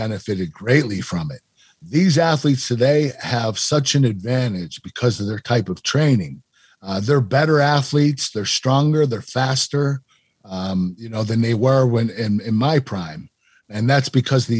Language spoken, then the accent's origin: English; Pittsburgh, Pennsylvania, United States; We were a very proud city